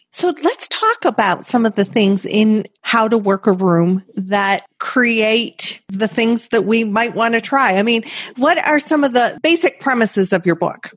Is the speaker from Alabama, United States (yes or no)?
no; Brighton, Michigan, United States; I'm from a place Brighton, Michigan